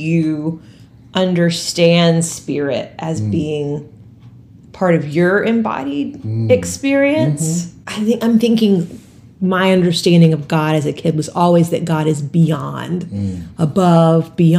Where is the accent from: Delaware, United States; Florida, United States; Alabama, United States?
Alabama, United States; Mobile; I grew up in Mobile, which is a pretty Catholic town